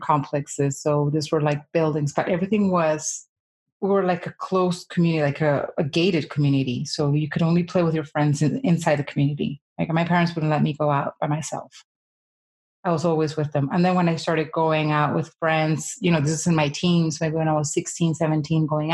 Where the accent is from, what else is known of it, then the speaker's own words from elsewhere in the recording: Colombia; was born in Colombia and I was raised here. I've been here most of my life